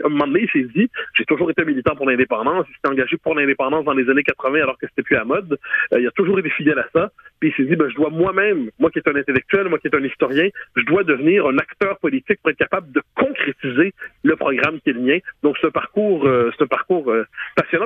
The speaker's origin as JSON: {"language": "French", "region": "Quebec", "country": "Canada"}